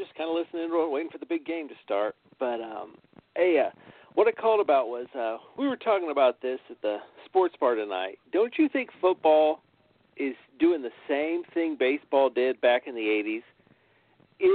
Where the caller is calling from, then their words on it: Indianapolis, Indiana, United States; I'm calling from Indianapolis, Indiana.